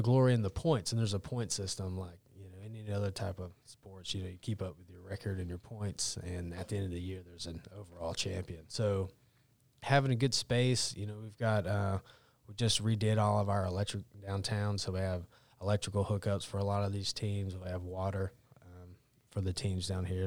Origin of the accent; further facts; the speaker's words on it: Cleveland County, North Carolina, United States; I grew up in Cleveland County